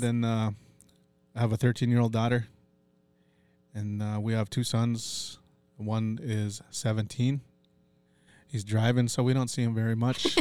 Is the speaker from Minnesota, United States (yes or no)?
yes; Brookston, Minnesota, United States; also born or lived in Duluth, Minnesota / White Earth Reservation, Minnesota / Cloquet, Minnesota; I'm, uh, born and raised in Brookston once I come to Fond du Lac, and I call that place home